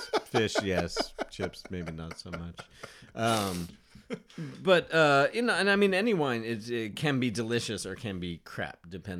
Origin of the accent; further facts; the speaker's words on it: San Diego, California, United States; You know, growing up in San Diego, maybe it's not that different, but it's just such a cool place.